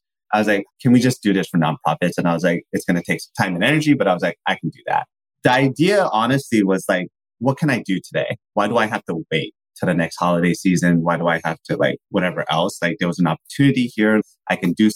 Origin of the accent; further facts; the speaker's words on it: San Francisco Bay Area, California, United States; I'm from born and raised in the San Francisco Bay Area